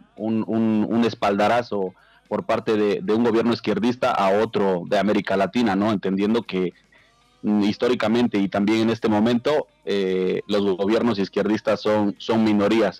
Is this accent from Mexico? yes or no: yes; Mexico; nosotros como mexicanos